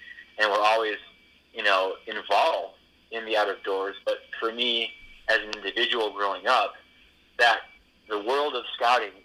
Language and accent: English; Massachusetts, United States; moved away as an adult; also born or lived in Maine; I grew up in Massachusetts. I went to college at the University of Maine